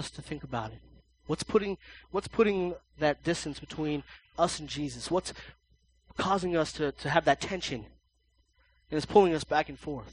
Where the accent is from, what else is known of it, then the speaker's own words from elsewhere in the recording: United States; we're the United States